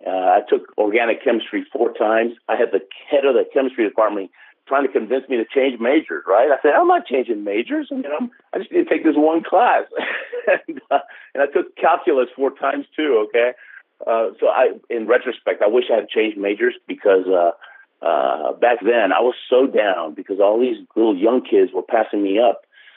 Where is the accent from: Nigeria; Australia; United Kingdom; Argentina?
Argentina; born there; And when they found out I was born in Argentina, they said, if you go for Argentina, we'll help you